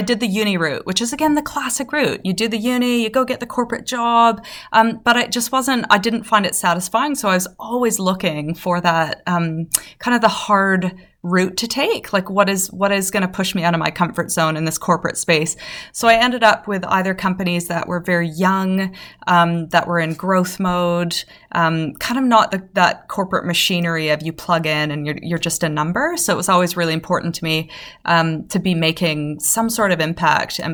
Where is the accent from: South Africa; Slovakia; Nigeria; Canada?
Canada; I'm Canadian.